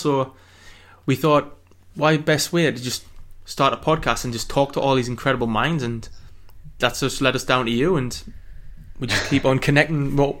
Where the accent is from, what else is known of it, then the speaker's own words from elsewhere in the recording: Newcastle upon Tyne, North East England, United Kingdom; we're from Newcastle up in the northeast of England, which is a very cold place right now.